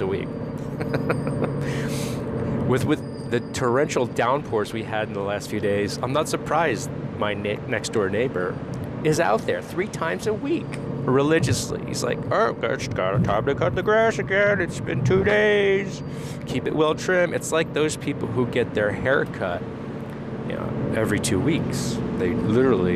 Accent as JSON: {"language": "English", "region": "New Jersey", "country": "United States", "also_born_or_lived": "Eastern Europe (ancestry)", "moved": "yes", "said": "Jersey boy, right? Yeah, well, I don't know if I've got a dialect"}